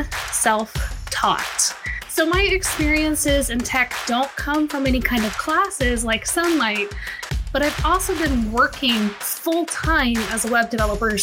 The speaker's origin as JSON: {"language": "English", "town": "Wichita", "region": "Kansas", "country": "United States", "tie": "born or raised there", "moved": "as an adult", "said": "I grew up here in Wichita, Kansas. I moved back here a few years ago"}